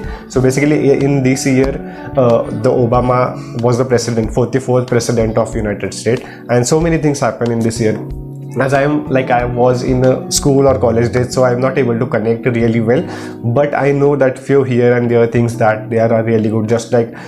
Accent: India; I am from the India

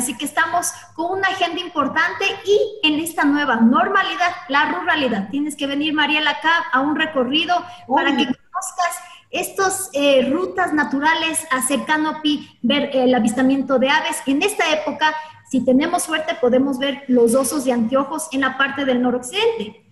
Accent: Ecuador; como ecuatorianos

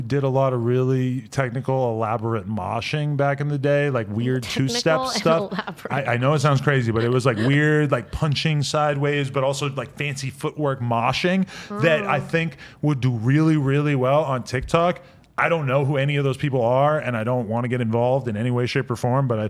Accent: Nashua, New Hampshire, United States; In Nashua, New Hampshire, we say things like how the sausage is made.

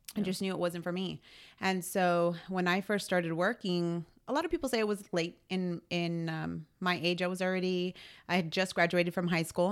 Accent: San Antonio, Texas, United States; born and raised in San Antonio.

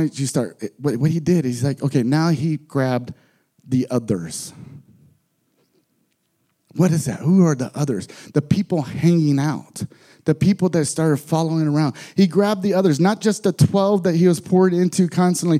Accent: San Antonio, Texas, United States; moved away as an adult; I'm from San Antonio, Texas originally.

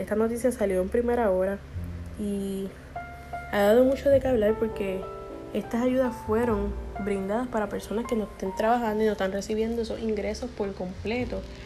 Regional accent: Puerto Rico; nosotros como puertorriqueños

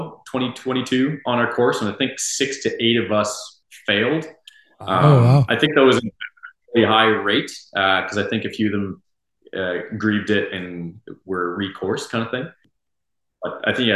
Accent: Moncton, New Brunswick, Canada; moved away as an adult; now in Moose Jaw, Canada; University of Moncton, my hometown

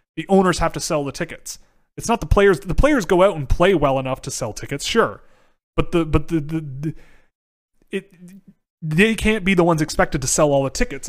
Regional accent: Canada; I'm Canadian

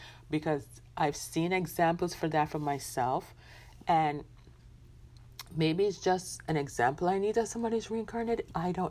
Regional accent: Jamaica; I'm a Jamaican born

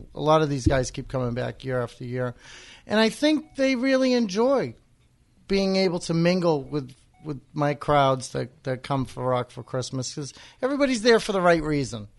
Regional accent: Wareham, Massachusetts, United States; I grew up in Wareham and, and spent a lot of time in Onset.

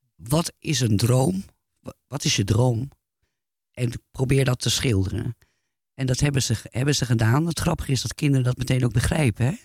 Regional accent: Netherlands; moved away; also born or lived in France; als Nederlander tussen hang, omdat ik natuurlijk in, ook in Frankrijk woonde toen de tijd

